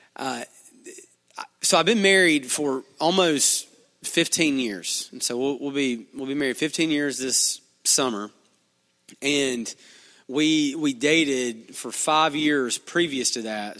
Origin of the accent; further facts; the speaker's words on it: Duncanville, Alabama, United States; I'm from here. I'm from Duncanville